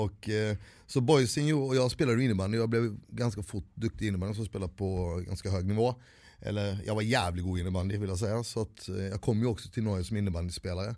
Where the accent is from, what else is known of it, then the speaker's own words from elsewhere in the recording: Växjö, Kronoberg County, Sweden; also born or lived in India; vi, vi kom till en by som hette Växjö